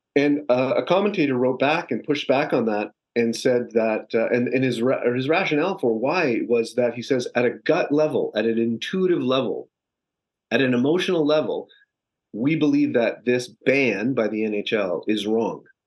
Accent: Canada; now in Los Angeles, United States; I'm a Canadian transplant living in Los Angeles

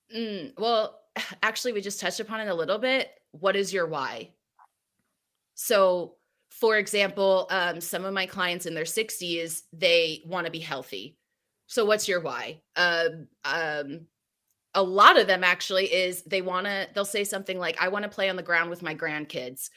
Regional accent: New Jersey, United States; moved away as an adult; now in California, United States; I'm from Jersey

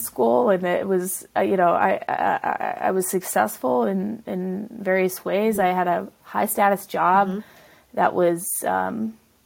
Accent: the South, United States; also born or lived in the North; my parents at some point moved from the north to the south, which is where I grew up really

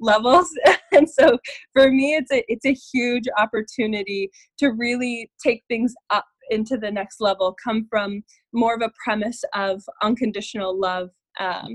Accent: Colorado, United States; moved away as an adult; also born or lived in Denver, Colorado; now in Santa Barbara, United States; born and raised in Colorado, and I recently moved out to Santa Barbara

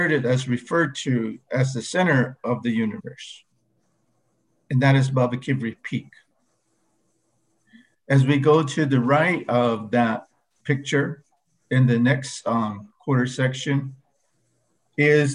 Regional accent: O'odham, Arizona, United States; born or raised there; first language O'odham; English is a second language

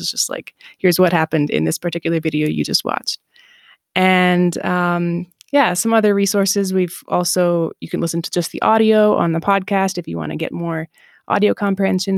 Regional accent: Southeast Michigan, United States; moved away as an adult; also born or lived in North Dakota / Colombia / Japan / Israel; now in Mexico; I'm from Michigan. I grew up in Michigan, Southeast Michigan

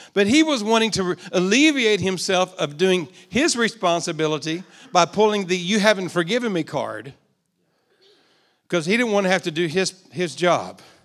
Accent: United States; also born or lived in Texas / Oklahoma; I grew up in Texas and Oklahoma.

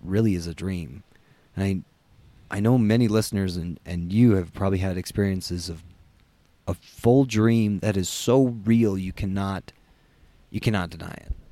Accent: United States; I'm American.

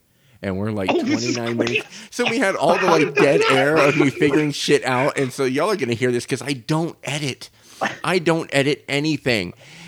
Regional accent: Ireland; And see, now, I'm Irish.

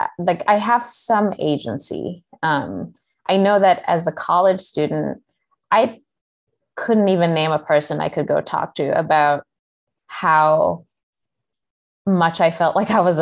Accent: Kenya; moved away; I had like one sixth grade teacher growing up in Kenya

